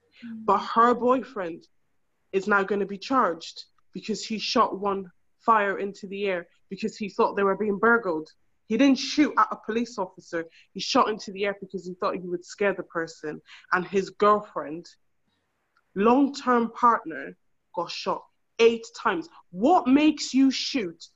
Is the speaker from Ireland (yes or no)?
yes; Ireland; moved away as an adult; now in United Kingdom; I was raised in Ireland just like you guys. I am an Irish woman